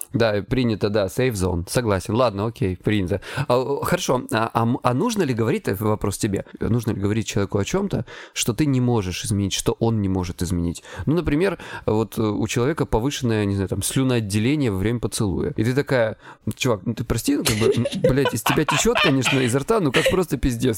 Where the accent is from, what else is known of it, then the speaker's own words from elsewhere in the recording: Krasnodar Krai, Russia; я с Кубани